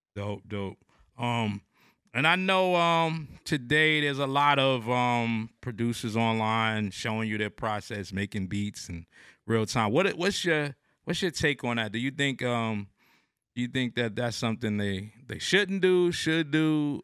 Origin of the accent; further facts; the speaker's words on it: New Jersey, United States; now in Atlanta, United States; I'm from New Jersey at the time. I'm in, in Atlanta now